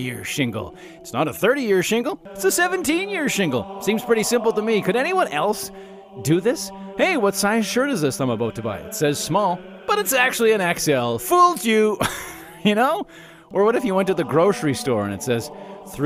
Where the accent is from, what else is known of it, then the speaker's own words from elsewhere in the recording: Calgary, Alberta, Canada; I grew up in Calgary